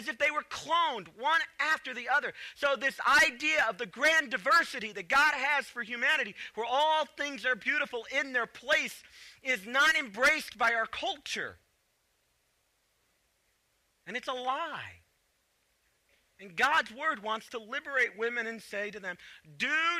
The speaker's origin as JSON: {"language": "English", "town": "Chicago", "region": "Illinois", "country": "United States", "tie": "born or raised there", "also_born_or_lived": "the South", "moved": "yes", "said": "I grew up in Chicago"}